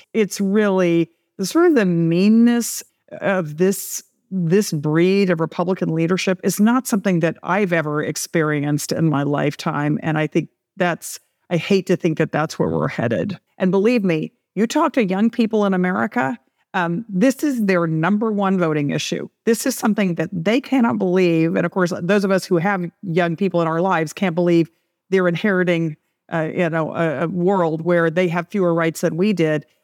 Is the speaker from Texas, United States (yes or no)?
yes; Texas, United States; in Texas in my home state